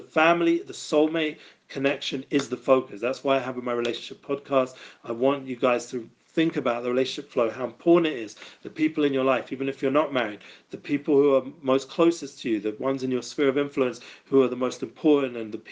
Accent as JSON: {"language": "English", "region": "London", "country": "United Kingdom", "moved": "yes", "said": "I come from North London also"}